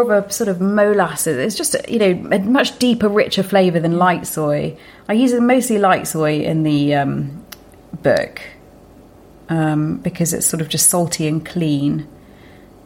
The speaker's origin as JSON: {"language": "English", "area": "Lincolnshire", "region": "East Midlands", "country": "United Kingdom", "tie": "born or raised there", "said": "I grew up in Lincolnshire"}